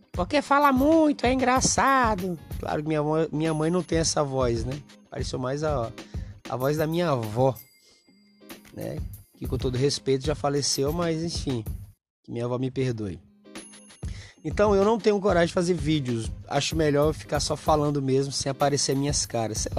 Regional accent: Maranhão, Brazil; Para quem não me conhece, eu sou do interior do Maranhão, do interior, não sou da cidade grande, não sou um cara. Acho que a maioria dos nordestinos vieram do interior uh, em busca de oportunidades na cidade grande.

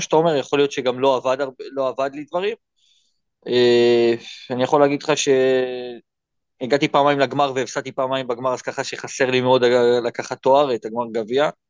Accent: Israel; moved away as an adult; now in Thailand

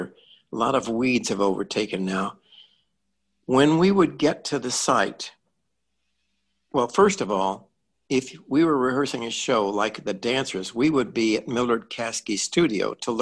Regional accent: Mount Pulaski, Illinois, United States; I had started taking dance lessons in my hometown, Mount Pulaski

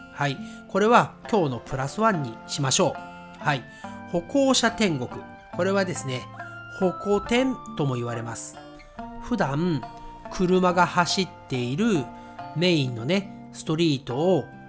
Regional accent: Nagoya, Aichi, Japan; accent: Nagoya accent, sometimes Kansai accent; 私のね、えー、まあ、名古屋アクセントとかね、えー、私関西のアクセントも時々出る

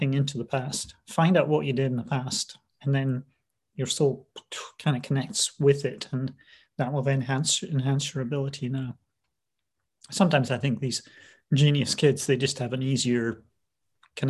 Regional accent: Scotland, United Kingdom; moved away as an adult; also born or lived in London / Pacific Northwest; now in United States; I was raised in Scotland

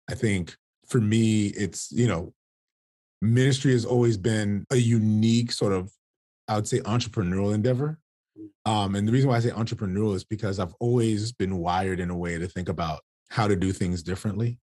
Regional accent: South Florida, United States; born and raised in South Florida

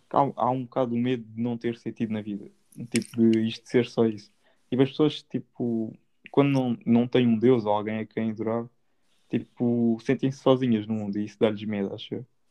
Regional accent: Portugal; somos portugueses

